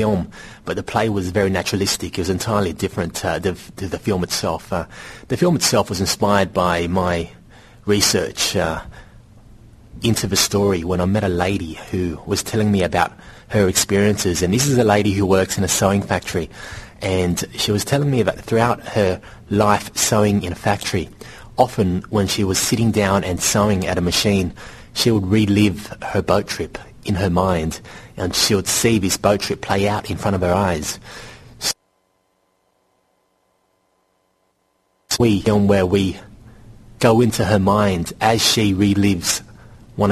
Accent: Sydney, New South Wales, Australia; born or raised there; first language Vietnamese; English is a second language; also born or lived in Vietnam

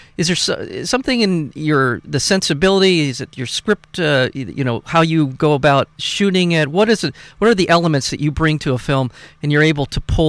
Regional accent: Long Beach, California, United States; I'm a Long Beach guy. I was born in Long Beach. My parents, grandparents were raised

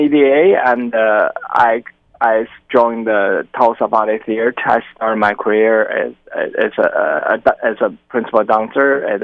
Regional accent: China; moved away as an adult; also born or lived in Oklahoma, United States / Utah, United States; now in California, United States; I'm originally from China, and I trained in China.

